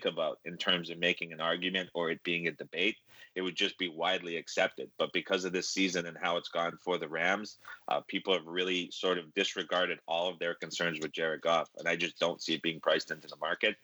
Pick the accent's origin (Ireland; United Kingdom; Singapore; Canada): Canada; growing up in Canada